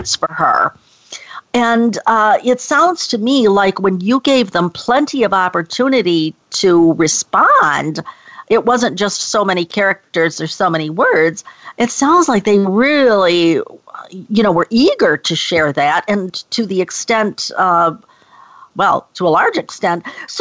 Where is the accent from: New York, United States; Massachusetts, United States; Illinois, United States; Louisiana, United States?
New York, United States; Rochester; moved away; my hometown of Rochester, New York